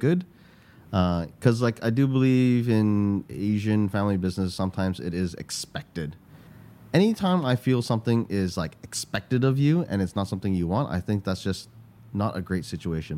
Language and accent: English; Canada; moved away as an adult; now in Singapore; I grew up in Canada